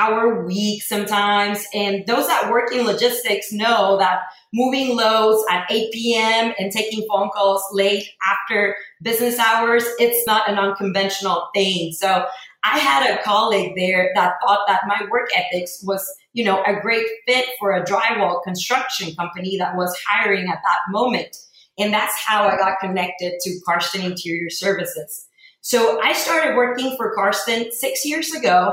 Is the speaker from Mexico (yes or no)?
yes; Mexico; moved away as an adult; also born or lived in El Paso, Texas; now in Houston, United States; I was born and raised in Mexico. I moved to El Paso to go to the University of Texas at El Paso